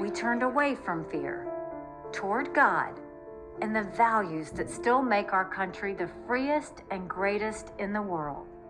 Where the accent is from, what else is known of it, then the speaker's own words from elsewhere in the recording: South Carolina, United States; I was born and raised in South Carolina